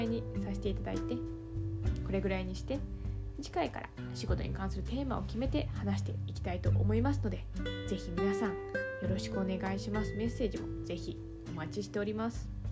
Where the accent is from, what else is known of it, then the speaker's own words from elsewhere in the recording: Yamanashi, Japan; moved away as an adult; also born or lived in Kanagawa; now in Tokyo, Japan; 山梨県出身でして